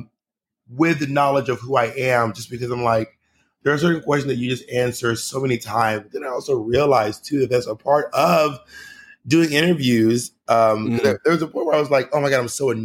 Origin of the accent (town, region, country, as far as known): United States